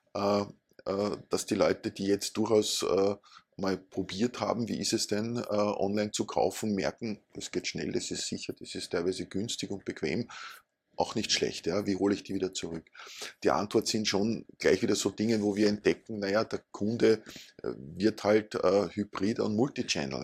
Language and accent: German; Upper Austria, Austria; now in Vienna, Austria; Ich komme aus Oberösterreich